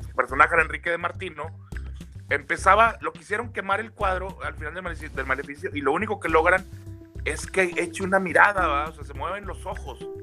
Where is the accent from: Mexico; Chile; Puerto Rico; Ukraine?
Mexico; somos muy los mexicanos así